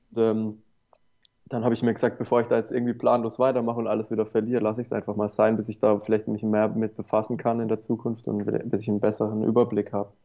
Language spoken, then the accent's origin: German; Baden-Württemberg, Germany; hier bei uns in Baden-Württemberg